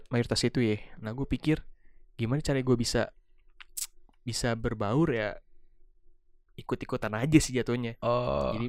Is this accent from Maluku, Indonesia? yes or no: no; Depok, West Java, Indonesia; also born or lived in Jakarta; gue lahir di Jakarta Timur. Yeah dan tumbuh besar di Depok